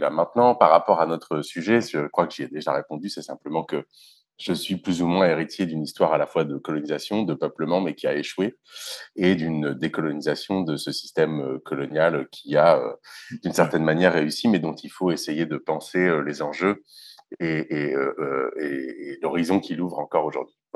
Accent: France; also born or lived in London / Middle East / Algeria; je suis né à Londres, j'ai passé du temps en partie au Moyen-Orient, en partie en Algérie, jusqu'à ce que la guerre, enfin ce qui a été appelé la guerre civile ou la décennie noire pendant les années 90 commence et qui a poussé mes parents à, immigrer en France où j'ai aussi grandi

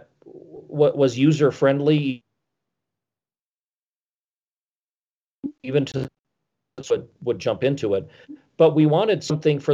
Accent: Wisconsin, United States; now in Colorado, United States; I grew up in Wisconsin and I hated winter

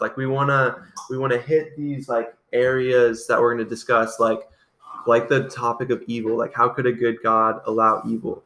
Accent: Iowa, United States; I'm from Iowa. I grew up on a farm in Iowa

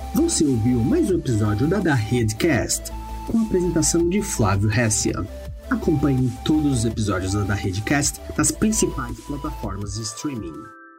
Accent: Brazil; eu tenho orgulho como brasileiro

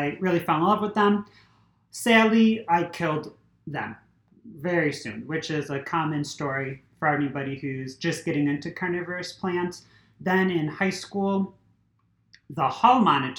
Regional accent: Niagara Falls, New York, United States; moved away as an adult; also born or lived in Buffalo, New York; now in Tampa, United States; I grew up in Niagara Falls. I was pretty much raised at the Aquarium of Niagara.

